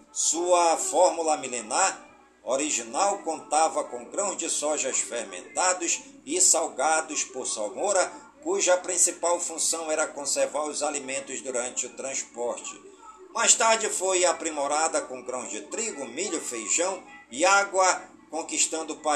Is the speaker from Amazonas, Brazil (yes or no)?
yes; Careiro da Vazia, Amazonas, Brazil; em todas as comunidades do Careiro da Vazia, minha cidade natal, pedindo ao Papai do Céu que suas bênçãos e graças sejam derramadas por todas as comunidades do nosso imenso e querido estado do Amazonas